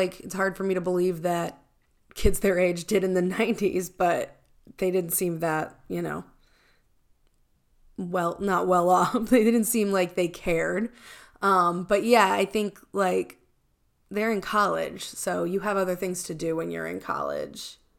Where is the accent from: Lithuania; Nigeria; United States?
United States; Baltimore, Maryland; Well, I grew up in Baltimore.